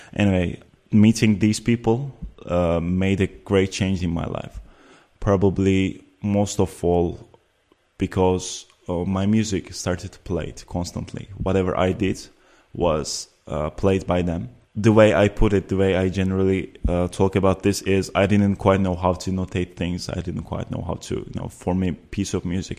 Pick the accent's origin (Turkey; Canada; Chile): Turkey; Antalya; moved away as an adult; also born or lived in Ankara, Turkey / Uzbekistan / Amsterdam, Netherlands; now in The Hague, Netherlands; at the age of eight, we moved with my family to Antalya, which is a southern city, very touristic. Many people know about it. And I lived there until the age of 18